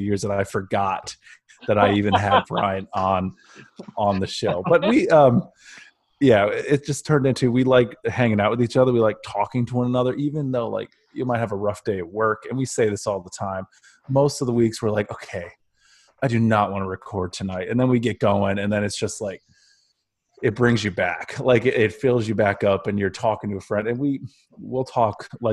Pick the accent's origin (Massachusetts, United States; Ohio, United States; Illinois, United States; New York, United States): Ohio, United States; Northeast; I'm from Northeast Ohio